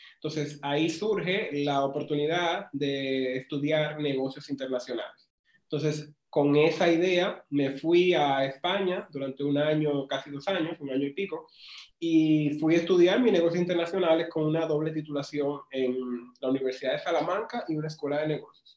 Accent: Pimentel, Duarte, Dominican Republic; estudié en Pimentel y soy de Pimentel

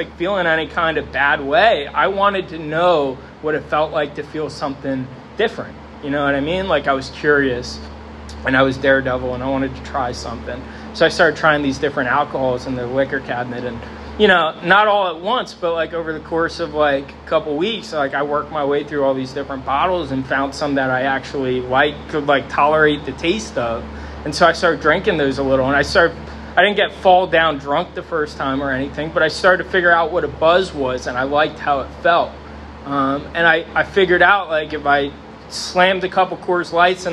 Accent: Sinking Spring, Pennsylvania, United States; I grew up here in Sinking Spring.

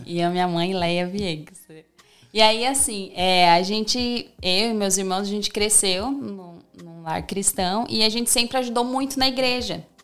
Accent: Terra de Areia, Rio Grande do Sul, Brazil; moved away as an adult; also born or lived in Pelotas, Brazil; now in Orlando, United States; eu sou do Rio Grande do Sul, de uma cidade bem pequena, terra de areia. Então, eu fui criada

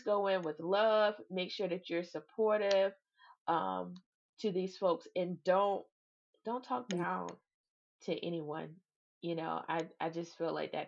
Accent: Savannah, Georgia, United States; moved away; I'm from Savannah, Georgia

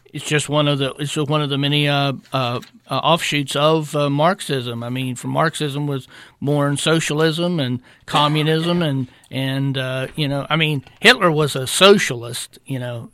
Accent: United States; I'm an American because God decreed that I was going to be born here

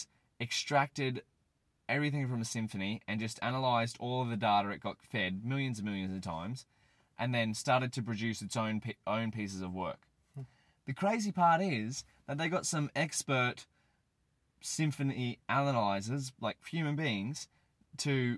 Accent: hometown near Moreton Island, Queensland, Australia; I live close to the water in a small suburb in my hometown.

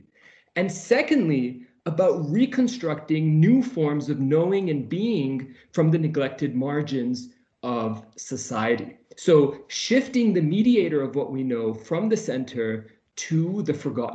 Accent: Vancouver, British Columbia, Canada; moved away as an adult; also born or lived in Jordan; now in Edinburgh, United Kingdom; I am a Canadian Muslim. I come from a beautiful city named Vancouver

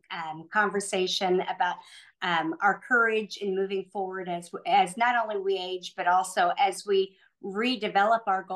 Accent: Noblesville, Indiana, United States; I'm from Indianapolis, originally from a small town of Noblesville, which is north of Indianapolis

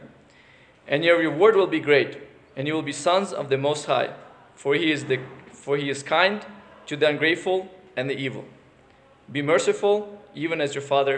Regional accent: United States; the country that we're from the United States

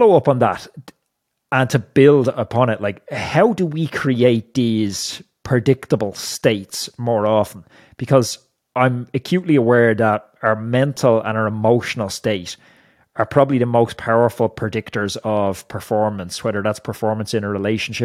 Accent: Ireland; as an Irish person

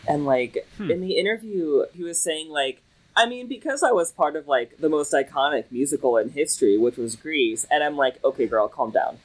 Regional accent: Lexington, Kentucky, United States; I'm from Lexington. It's like the central Kentucky area

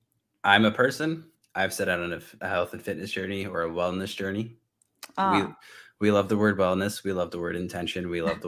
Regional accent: Northeast, United States; I'm from the Northeast, so it's like 18 degrees, a wind chill.

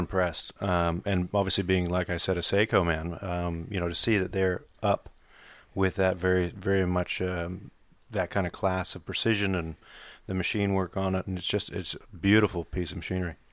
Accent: Australia; accent: American; also born or lived in United States; I've been here thirty years, so I've grown up as an Australian, um, moved out here when I was eight years old

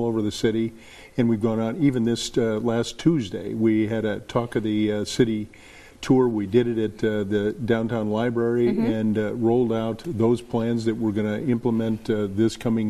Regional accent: Des Moines, Iowa, United States; I was born in Des Moines. I was raised in Des Moines.

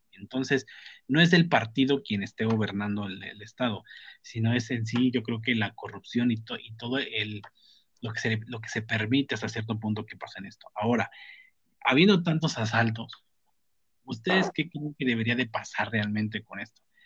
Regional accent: Mexico; somos mexicanos y somos lo que somos

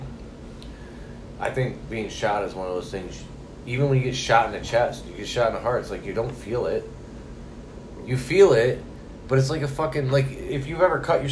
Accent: Holly, Michigan, United States; also born or lived in Madison Heights, Michigan / Oak Park, Michigan; I grew up in Holly.

